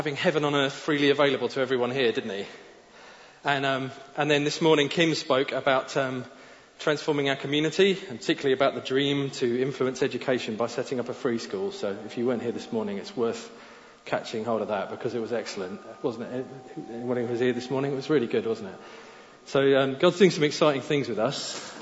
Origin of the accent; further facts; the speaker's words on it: Faroe Islands; I'm from the Faroe Islands